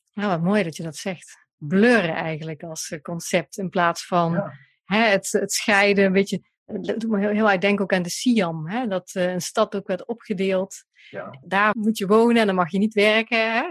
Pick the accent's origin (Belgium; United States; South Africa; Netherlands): Netherlands; Central Limburg; now in Eindhoven, Netherlands; ik kom uit Limburg, hè, uit de Midden-Limburg